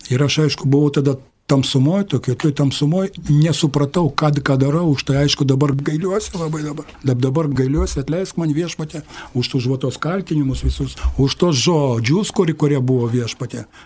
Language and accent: Lithuanian; Kaunas, Kaunas County, Lithuania; man 60 metų. Esu, esu iš Kauno, kaunietis esu. Esu kai ko kaunietis, gimiau krikščionių šeimoje, katalikų šeimoje gimiau